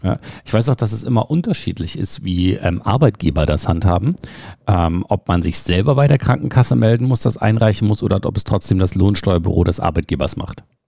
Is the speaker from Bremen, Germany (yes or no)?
no; Berlin, Germany; Wir kommen beide aus Berlin